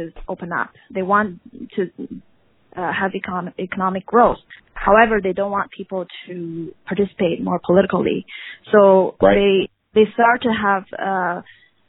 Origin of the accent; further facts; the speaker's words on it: Beijing, China; moved away; a child that grown up in that regime. And I had a very nice childhood, but I'm also, you know, growing up in Beijing